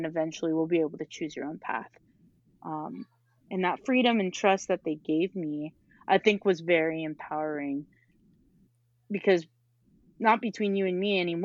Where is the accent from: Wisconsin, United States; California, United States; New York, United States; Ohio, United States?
California, United States; Benita; I grew up in Benita, California. It's always going to be my home.